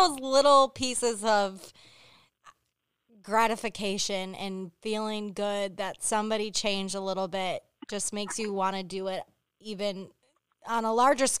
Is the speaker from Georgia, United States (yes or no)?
no; Hell, Michigan, United States; But, I grew up in Hell, Michigan, but I'm just saying.